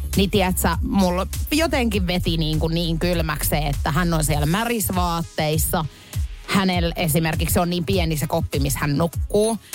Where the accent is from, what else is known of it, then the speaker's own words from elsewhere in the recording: Pori, Satakunta, Finland; mä oon Porista